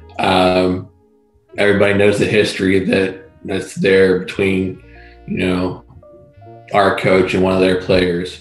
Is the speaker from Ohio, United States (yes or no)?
yes; Ohio, United States; growing up in Ohio